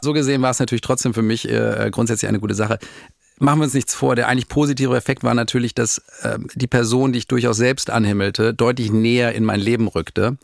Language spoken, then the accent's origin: German; Dortmund, North Rhine-Westphalia, Germany; moved away as an adult; also born or lived in Madrid; Wir kamen damals, also wir kommen aus Dortmund